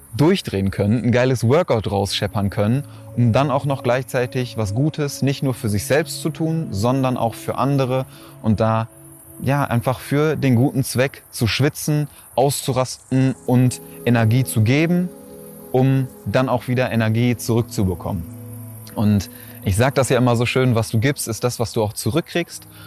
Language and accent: German; Schwerte, North Rhine-Westphalia, Germany; in meiner Heimat, da wo ich herkomme, ist das so ein, so ein Freibad